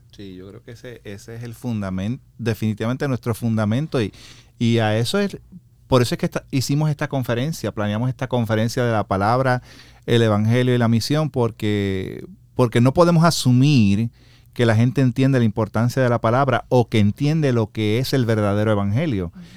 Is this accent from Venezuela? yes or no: no; Puerto Rico; moved away; also born or lived in United States; Yo soy de Puerto Rico.